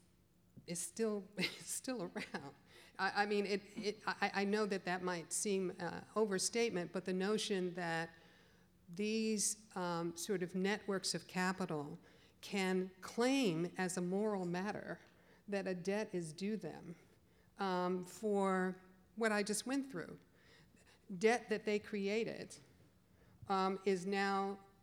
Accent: Chicago, Illinois, United States; moved away; I'm from the Midwest originally, I'm from Chicago, so it's right up the road

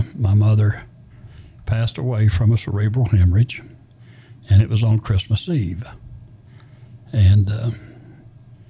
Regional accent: Alabama, United States; moved away; also born or lived in Florida / Georgia / Little Rock, Arkansas; we moved to a little place in Alabama. And she remarried, and I had a stepfather.

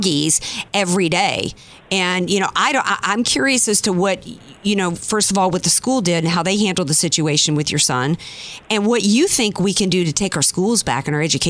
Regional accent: Louisiana, United States; now in San Diego, United States; almost every boy I grew up with in Louisiana

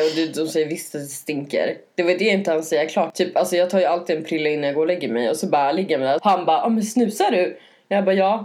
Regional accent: Norrland, Sweden; moved away; jag växte upp i Norrland i en liten

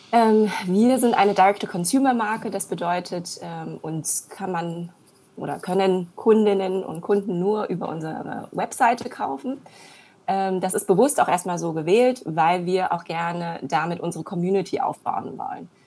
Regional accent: Germany; also born or lived in China; Ich bin gebürtige Chinesin, in Deutschland aufgewachsen

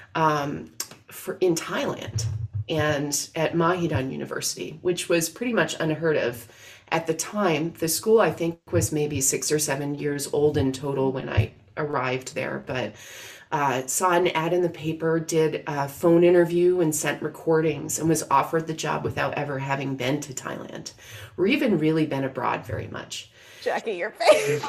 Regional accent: outside of Syracuse, New York, United States; I grew up outside of Syracuse, New York

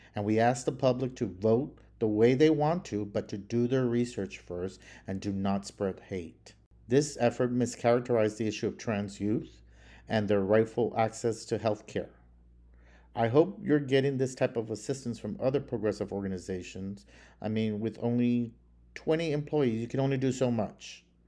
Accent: Texas, United States; moved away; I'm originally from Texas

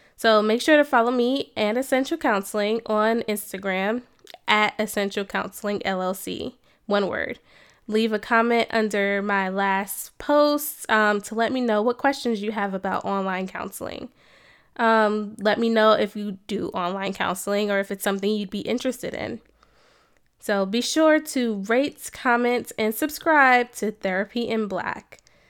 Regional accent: New Jersey, United States; moved away as an adult; also born or lived in Cincinnati, Ohio / Atlanta, Georgia; now in Columbus, United States; I am originally from New Jersey, you know, born and raised Jersey girl.

